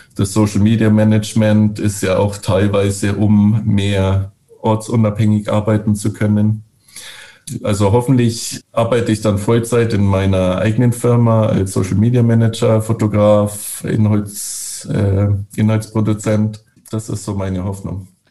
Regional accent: Bavaria, Germany; moved away as an adult; also born or lived in Northern Norway; now in Norway; ich bin ja aus Bayern

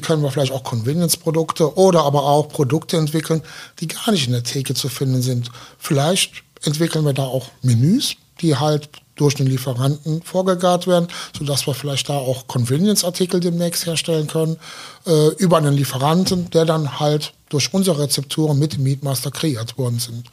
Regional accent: Aachen, North Rhine-Westphalia, Germany; Ja, ich komme ja aus Aachen

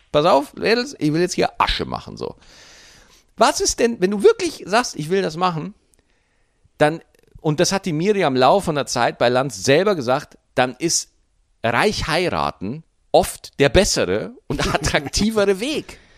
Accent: Bavaria, Germany; Ich habe als Bayern nur Nachteile.

